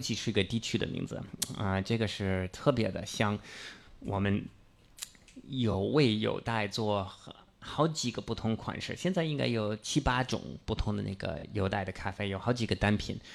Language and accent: Chinese; near Boston, Massachusetts, United States; Chinese is a second language; moved away as an adult; 我老家是美国东北，我们那个Massachusetts，我离那个波士顿很近，所以我老说波士顿是我老家